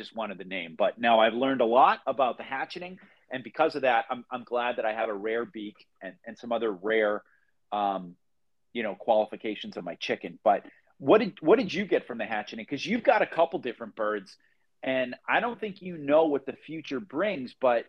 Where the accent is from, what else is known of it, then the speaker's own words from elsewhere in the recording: Phoenix, Arizona, United States; I'm from Phoenix, but right now I'm in Columbus, Ohio, because I have some work that brought me here.